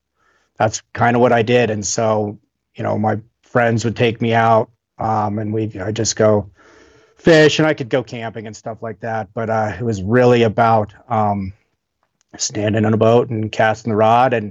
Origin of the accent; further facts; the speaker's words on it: Northwest Wyoming, United States; most kids growing up in Wyoming or Northwest Wyoming, fishing was just one of those things you did with your parents or your dad or whatever